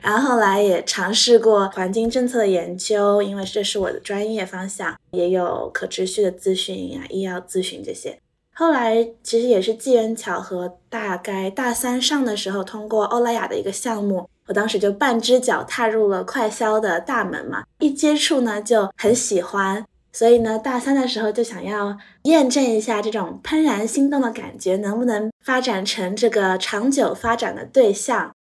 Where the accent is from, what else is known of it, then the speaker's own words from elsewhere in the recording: Shanghai, China; moved away as an adult; also born or lived in North America; 我是从小在上海长大的